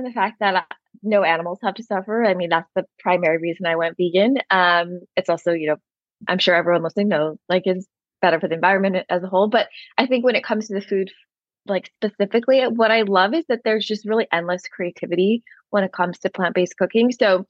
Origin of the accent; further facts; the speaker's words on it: India; Like for instance, I'm Indian and there's just so many Indian recipes that are easy to veganize